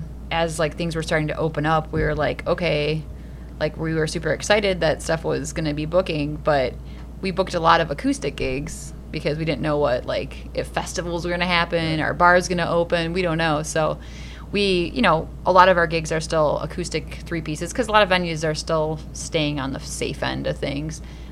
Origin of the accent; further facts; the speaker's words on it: Woodstock, Illinois, United States; I'm from Woodstock, so I know I've played those venues a lot